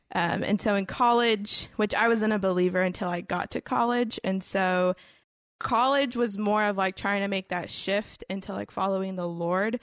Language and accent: English; Houston, Texas, United States; I grew up, like, in Houston, Houston, um, like, downtown area